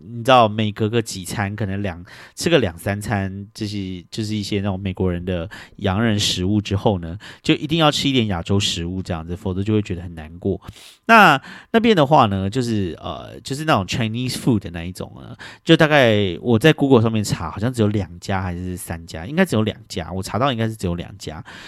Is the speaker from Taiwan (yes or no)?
yes; Taiwan; 我们台湾人很相信水晶会带来的能量